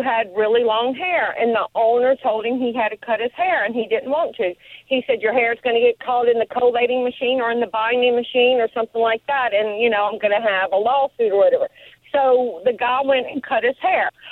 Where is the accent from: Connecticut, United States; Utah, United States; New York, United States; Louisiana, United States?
Louisiana, United States; Baton Rouge; now in Rome, United States; I'm from Baton Rouge. I grew up in seven oh eight oh five.